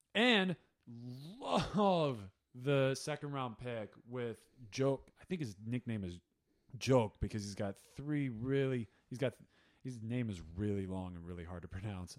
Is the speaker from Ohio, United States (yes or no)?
yes; Ohio, United States; I'm also from Ohio, except I grew up diehard Cleveland sports all the way